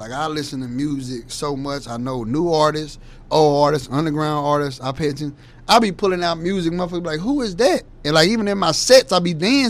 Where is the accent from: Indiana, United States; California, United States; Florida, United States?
Indiana, United States; Gary; You know, I'm from Gary, Indiana, so as far as right next to Chicago, that Midwest name